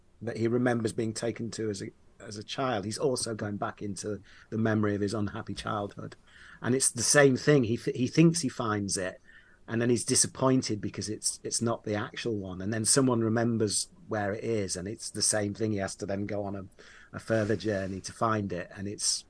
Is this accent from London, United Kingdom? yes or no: no; Leeds, Yorkshire and the Humber, United Kingdom; I grew up in Yorkshire, in Leeds